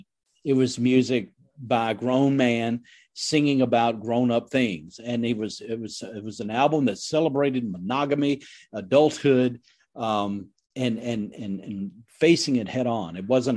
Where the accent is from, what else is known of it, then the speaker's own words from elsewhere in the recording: Indiana, United States; but I grew up in the Midwest, Indiana